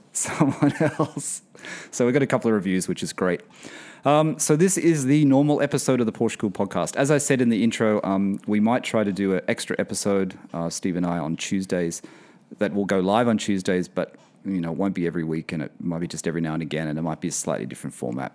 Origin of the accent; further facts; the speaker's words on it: Sydney, New South Wales, Australia; also born or lived in London; now in Bahrain; I'm from Sydney